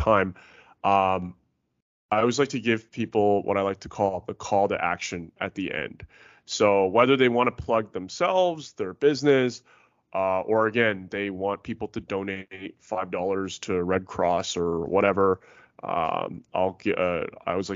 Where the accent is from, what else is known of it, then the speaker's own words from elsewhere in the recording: Vancouver, British Columbia, Canada; I'm from Vancouver myself